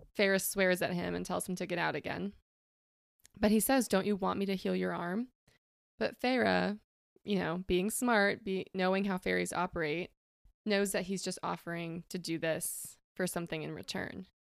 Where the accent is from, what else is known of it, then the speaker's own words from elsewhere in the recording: West Coast, United States; moved away as an adult; now in Indianapolis, United States; not from Indy, I'm from the West Coast